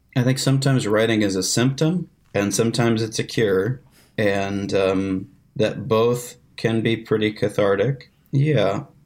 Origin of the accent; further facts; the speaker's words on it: the Ozarks, United States; I was like, "The Ozarks."